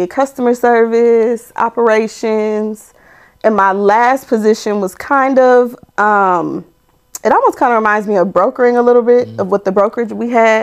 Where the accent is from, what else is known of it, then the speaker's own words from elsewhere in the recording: Omaha, Nebraska, United States; moved away; I'm from Omaha, Nebraska.